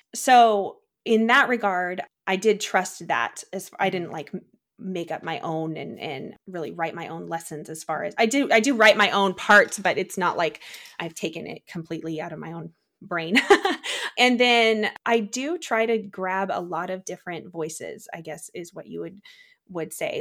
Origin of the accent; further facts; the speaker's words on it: Czechia; now in United States; I grew up in the Czech Republic, eh, kind of near Prague area